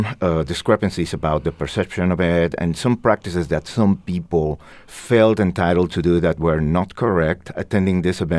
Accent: Mexico City, Mexico; now in Holyoke, United States; I'm born and raised in Mexico City.

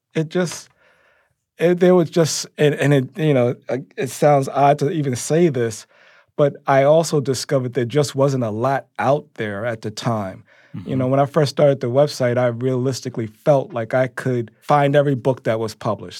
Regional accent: New York City, New York, United States; I grew up in Harlem

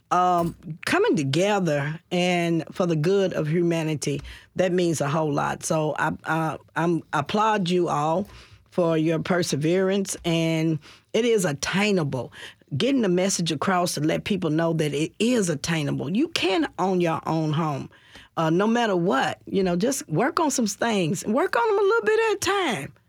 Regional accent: Nashville, Tennessee, United States; I'm from Nashville.

